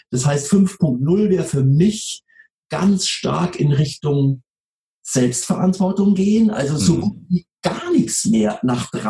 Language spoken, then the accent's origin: German; Munich, Bavaria, Germany; Ich komme aus dem Süden, ich bin in München geboren und aufgewachsen.